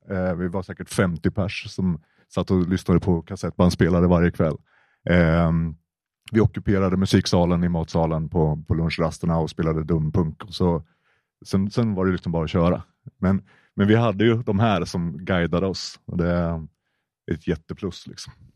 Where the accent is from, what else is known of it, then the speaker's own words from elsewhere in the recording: Malmslätt, Östergötland, Sweden; jag är uppväxt i Malmslätt som är en medelklassmecka, Försvarsmaktens eh, högborg